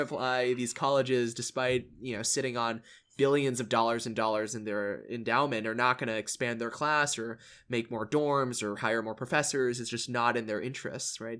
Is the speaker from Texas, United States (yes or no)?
yes; Allen, Texas, United States; I came from Allen I S D, which is, if you don't know, it's like this massive high school in the suburbs of Dallas